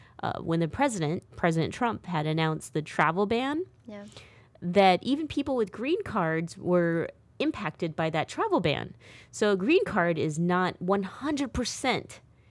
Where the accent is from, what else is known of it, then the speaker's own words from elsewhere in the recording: United States; I'm American